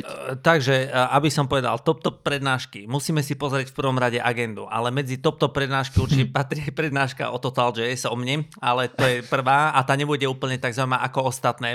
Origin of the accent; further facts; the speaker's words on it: Banská Bystrica, Banská Bystrica Region, Slovakia; ja som z Bystrice, my točíme každé euro